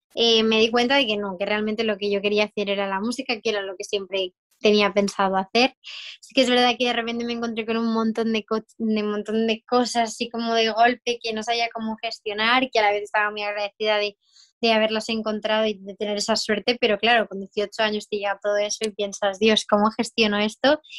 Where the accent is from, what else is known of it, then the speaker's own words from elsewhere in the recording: Mendoza, Argentina; soy de Mendoza, Argentina.